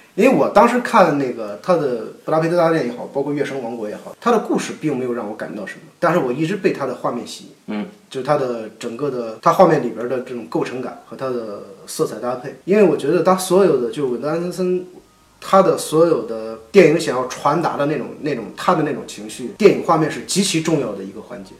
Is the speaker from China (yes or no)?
yes; China; 我们中国人的教育